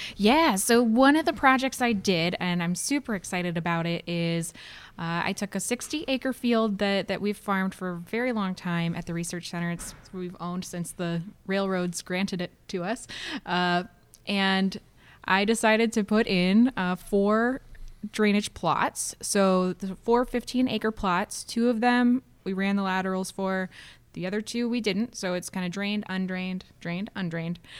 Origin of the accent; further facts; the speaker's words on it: Ohio's Western Lake Erie Basin, United States; moved away as an adult; now in Minnesota, United States; I grew up in Ohio's Western Lake Erie Basin